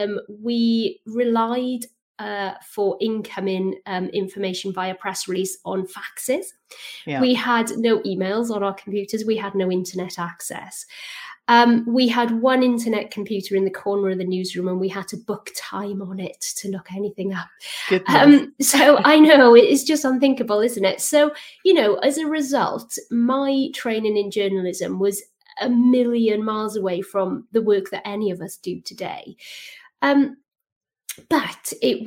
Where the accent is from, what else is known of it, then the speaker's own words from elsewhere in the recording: South Wales Valleys, United Kingdom; So I grew up in the South Wales Valleys in a small town.